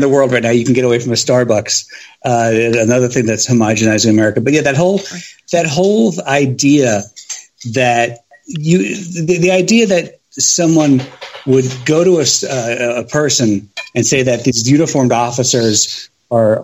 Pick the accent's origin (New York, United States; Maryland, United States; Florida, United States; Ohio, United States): New York, United States; now in Washington, D.C. area, United States; I'm from New York originally